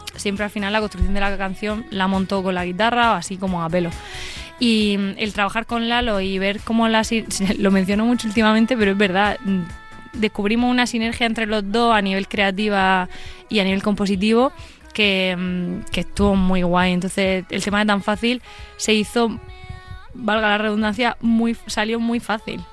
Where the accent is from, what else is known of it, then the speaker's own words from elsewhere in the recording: Molina de Segura, Region of Murcia, Spain; accent: murciano; Yo soy de Molina de Segura